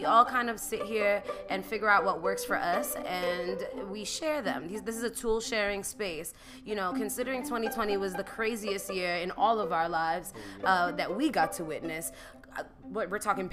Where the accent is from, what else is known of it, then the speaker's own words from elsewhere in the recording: New York, United States; as a New Yorker